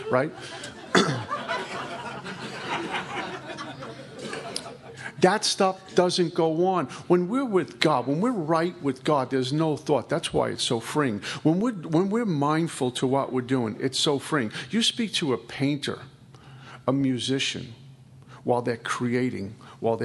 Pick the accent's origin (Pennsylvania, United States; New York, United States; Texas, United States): New York, United States; New York City; I'm from Brooklyn